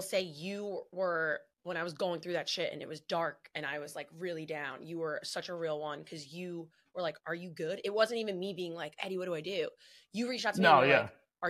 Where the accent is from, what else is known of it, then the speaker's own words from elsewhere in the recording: Freehold, New Jersey, United States; I'm from Freehold